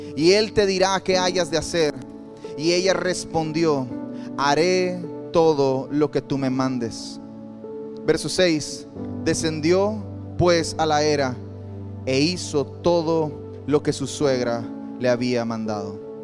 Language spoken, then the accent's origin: Spanish; Campeche, Mexico; also born or lived in Quintana Roo; now in Cancún, Mexico; Nací en Campeche, pero pertenezco a Quintana Roo